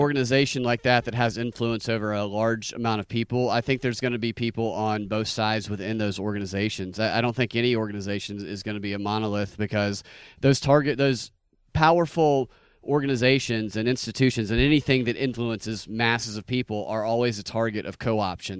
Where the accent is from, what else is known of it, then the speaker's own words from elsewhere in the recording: Georgia, United States; I'm from Georgia